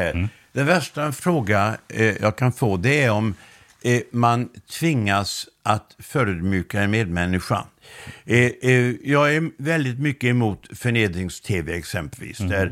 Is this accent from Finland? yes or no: no; Laholm, Halland County, Sweden; jag kommer från eh, Laholm och det är en utpräglad bondekommun.